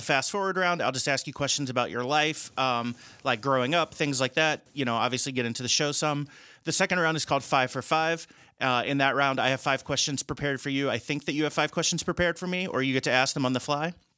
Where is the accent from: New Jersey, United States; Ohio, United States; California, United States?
Ohio, United States; Cincinnati; moved away; I'm from Cincinnati originally